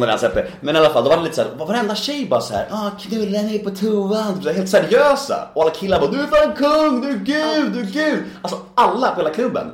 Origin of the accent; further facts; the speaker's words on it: Värmdö, Stockholm County, Sweden; Jag växte upp på Värmdö